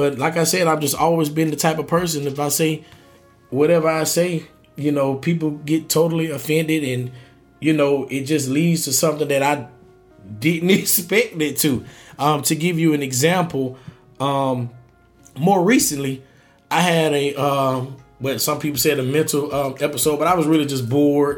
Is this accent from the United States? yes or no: yes; Augusta, Georgia, United States; I'm from Augusta, Georgia. So it's like, I know that that's my home